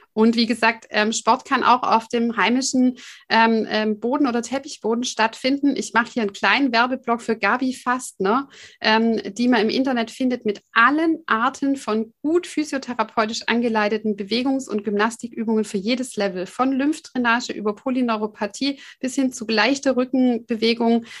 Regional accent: Swabia, Germany; ich komme ja aus dem Schwabenland

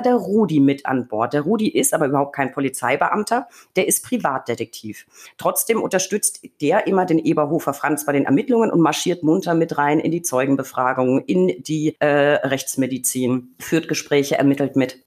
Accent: Franconia, Bavaria, Germany; ich komme aus Bayern, beziehungsweise Franken

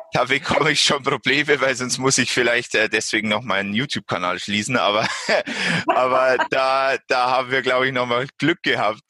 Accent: Bavaria, Germany; bei uns in Bayern

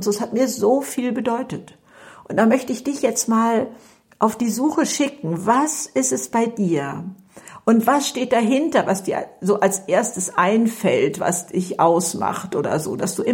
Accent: Hamburg, Germany; Ja, also ich komme aus Hamburg und bin ähm, 72 Jahre alt, ich habe drei Kinder und drei Enkelkinder oder so etwas.

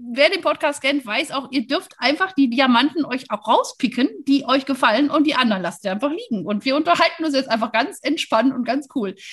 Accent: Wuppertal, North Rhine-Westphalia, Germany; Ich bin ja Wuppertalerin, weißt du?

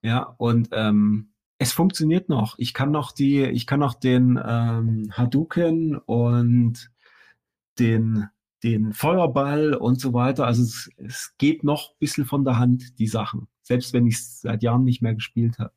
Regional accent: Chemnitz, Saxony, Germany; bei uns in Chemnitz

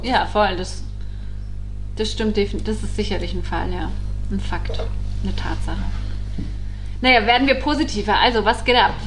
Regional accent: Allgäu, Bavaria, Germany; moved away; im Allgäu in meiner Heimat

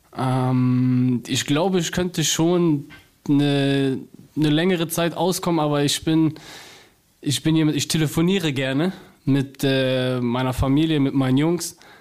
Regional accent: Cologne, North Rhine-Westphalia, Germany; accent: Cologne; ich bin zwar eine Kölsche Jung

